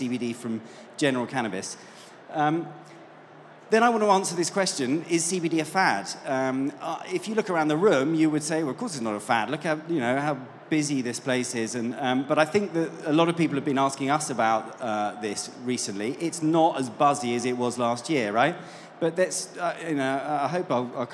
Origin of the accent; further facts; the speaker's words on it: United Kingdom; And as you can probably tell from my accent, I'm not from these parts. I'm from the UK.